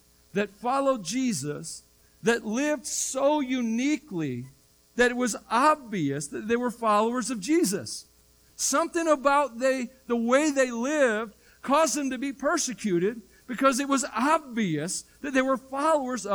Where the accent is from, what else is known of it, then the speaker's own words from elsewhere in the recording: the South, United States; I grew up in the South